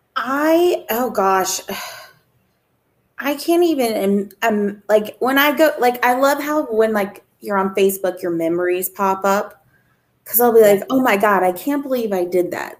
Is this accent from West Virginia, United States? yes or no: yes; West Virginia, United States; now in Arizona, United States; I live in Arizona. I'm originally from West Virginia